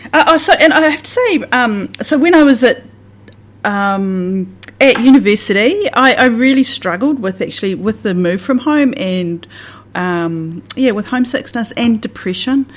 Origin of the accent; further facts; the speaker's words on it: Southland / the Catlins, New Zealand; also born or lived in Wyndham, New Zealand; I say I'm a Southlander, but then I'd say that I'm from the Catlins as well